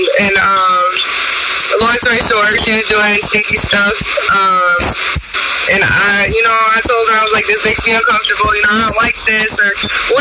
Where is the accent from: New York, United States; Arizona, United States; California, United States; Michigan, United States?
Michigan, United States; I'm from Michigan